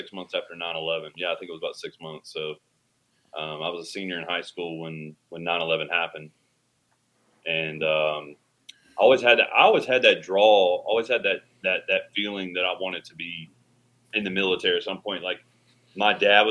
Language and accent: English; Atlanta, Georgia, United States; moved away as an adult; also born or lived in Marietta, Georgia / Douglasville, Georgia; I'm from right outside of Atlanta. Born and raised